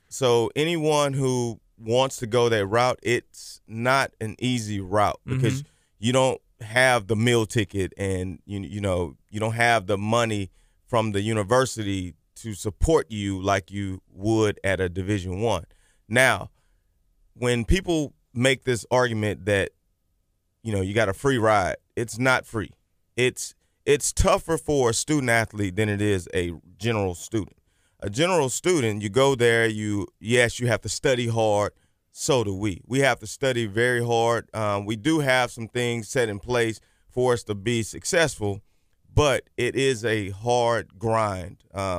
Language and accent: English; La Marque, Texas, United States; I grew up in Lamarck and graduated from Texas City High School in 1992.